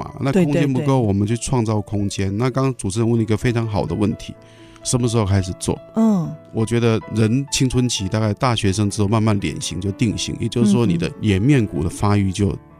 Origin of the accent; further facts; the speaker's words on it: Taiwan; 但是在我们台湾人、华人来讲，就是蛮高的。